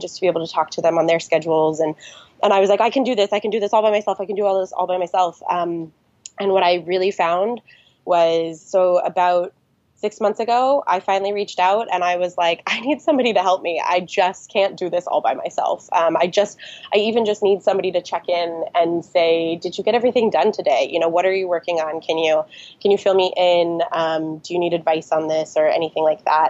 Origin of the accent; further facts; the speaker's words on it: Lake Tahoe, California, United States; I am born and raised in Lake Tahoe, California